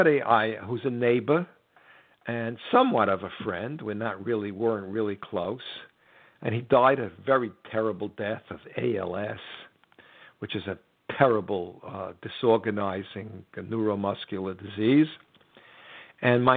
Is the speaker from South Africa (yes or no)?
no; United States; I'm an American